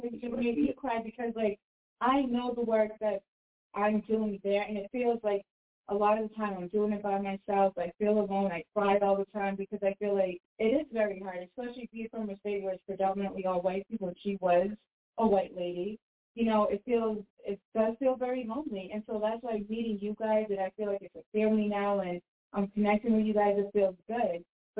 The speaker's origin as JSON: {"language": "English", "region": "New Hampshire", "country": "United States", "said": "You know, I'm from New Hampshire too."}